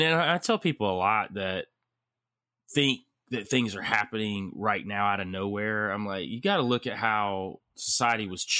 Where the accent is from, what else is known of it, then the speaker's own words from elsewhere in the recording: Georgia, United States; I'm originally from Georgia. Shit. So I know how she rolls